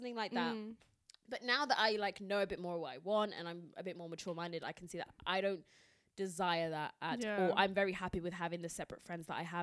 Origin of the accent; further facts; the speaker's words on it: Essex, East of England, United Kingdom; I grew up in Essex